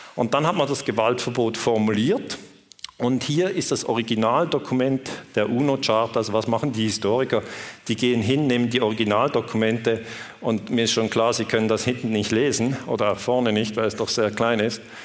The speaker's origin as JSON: {"language": "German", "country": "Switzerland", "accent": "Swiss", "said": "ich komme aus der Schweiz, ich spreche mit diesem Schweizer Akzent"}